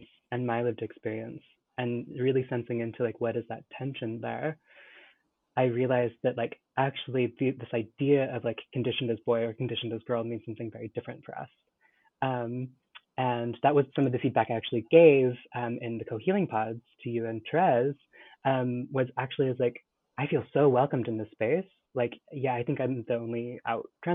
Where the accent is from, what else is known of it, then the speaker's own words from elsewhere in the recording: California, United States; so I grew up in California in the 90s into the aughts